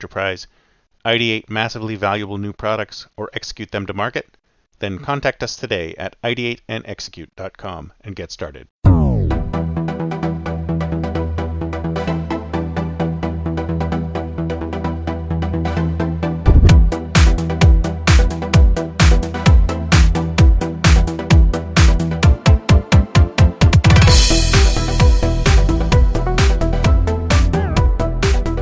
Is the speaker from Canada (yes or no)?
yes; Toronto, Ontario, Canada; now in Silicon Valley, United States; here in my hometown of Toronto